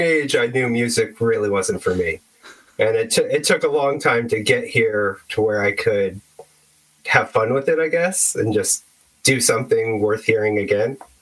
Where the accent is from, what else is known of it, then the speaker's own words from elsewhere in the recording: Bay Area, California, United States; I'm from the Bay Area